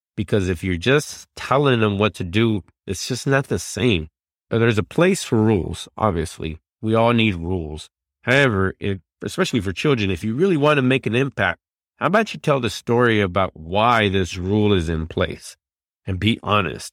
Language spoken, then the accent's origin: English; Dallas, Texas, United States; I'm from Dallas